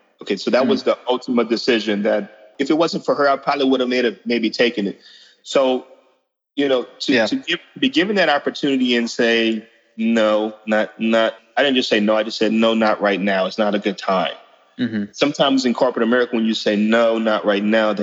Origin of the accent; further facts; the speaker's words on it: Opelousas, Louisiana, United States; now in Baton Rouge, United States; I grew up in South Louisiana, in Opelousas.